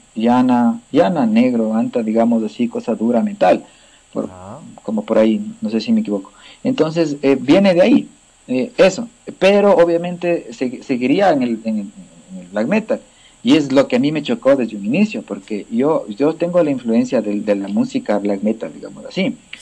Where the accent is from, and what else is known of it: Cayambe, Pichincha, Ecuador; born or raised there